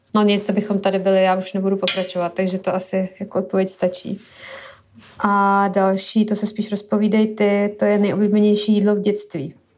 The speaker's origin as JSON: {"language": "Czech", "country": "Syria", "tie": "born or raised there", "moved": "yes", "said": "jsem vyrůstala v Sýrii"}